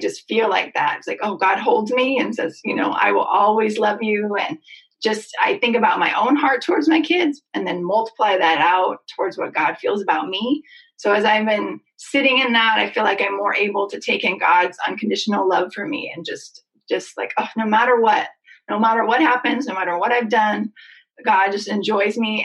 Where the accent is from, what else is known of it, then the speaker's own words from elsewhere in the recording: Seattle, Washington, United States; I'm fully myself from Seattle, white girl